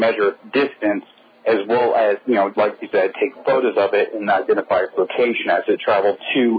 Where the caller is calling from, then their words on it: Florida, United States; I'm calling from Florida.